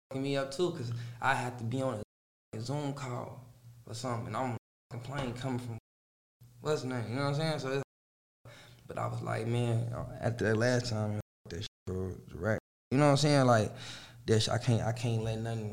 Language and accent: English; Chicago, Illinois, United States; moved away; I'm from Chicago